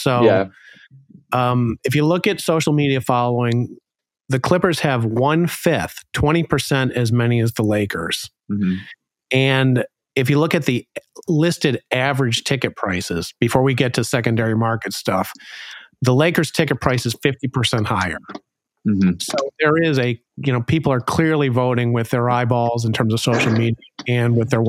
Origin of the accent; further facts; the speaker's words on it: Alabama, United States; growing up in Alabama and becoming a Georgia fan.